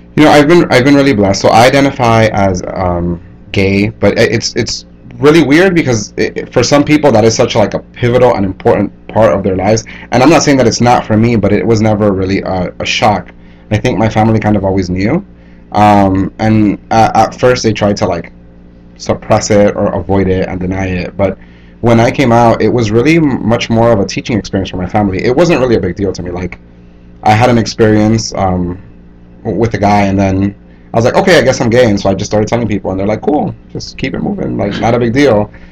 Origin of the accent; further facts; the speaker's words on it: Hialeah, Florida, United States; moved away as an adult; also born or lived in New York / Santo Domingo, Dominican Republic; growing up in Miami, specifically Hialeah, Florida, which is a predominantly Cuban American community